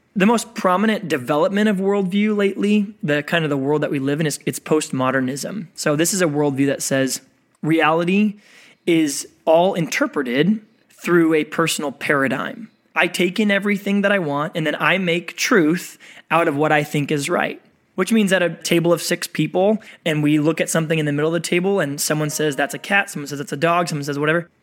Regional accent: Oklahoma, United States; moved away; also born or lived in San Diego; I grew up in the Midwest, I grew up in Oklahoma

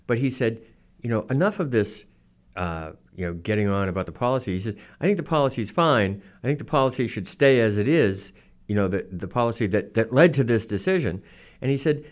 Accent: Norton, Massachusetts, United States; I grew up in Norton in the 1960s.

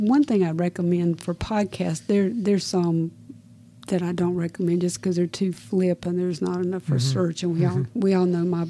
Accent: South Carolina, United States; I'm from South Carolina.

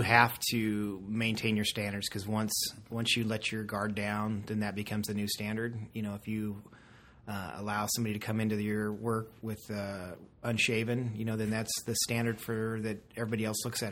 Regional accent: Castle Rock, Colorado, United States; I'm from Colorado. I'm from Castle Rock area

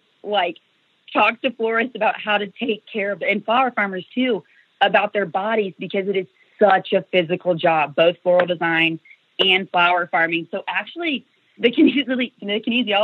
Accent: Kansas, United States; moved away as an adult; also born or lived in Northern Illinois; now in Illinois, United States; I'm originally from Kansas. I really actually haven't lived in Illinois for that long.

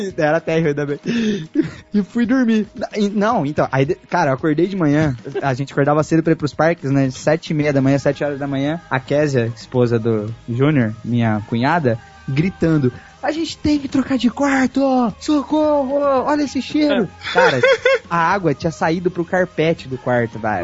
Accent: Brazil; eu, eu cresci no Brasil

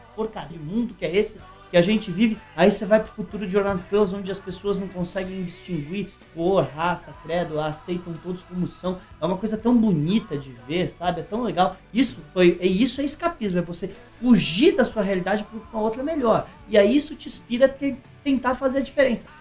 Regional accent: Brazil; eu sou brasileiro

